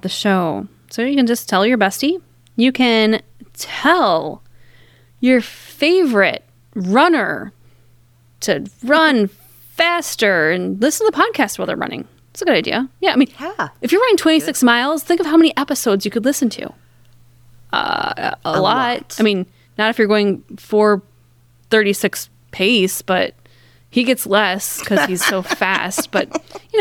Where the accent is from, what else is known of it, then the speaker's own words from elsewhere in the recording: Dubuque, Iowa, United States; moved away; driving back to my hometown, to Dubuque.